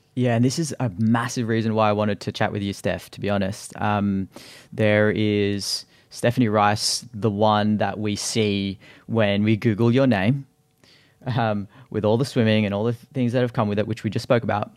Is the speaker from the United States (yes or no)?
no; Australia; as an Aussie kid growing up, uh, we had swimming school